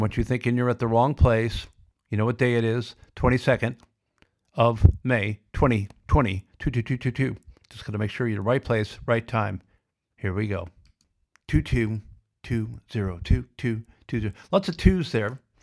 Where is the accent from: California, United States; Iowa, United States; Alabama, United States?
Iowa, United States; Sioux City; now in Australia; I grew up in Sioux City, Iowa, where it's 7,000 below zero in the winter